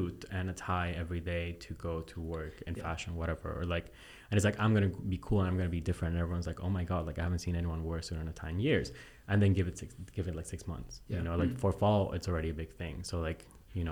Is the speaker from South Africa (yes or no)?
no; Bolivia; moved away; my dad lives in Bolivia. Like, I'm from Bolivia. So, mm-hmm. my dad still lives back home.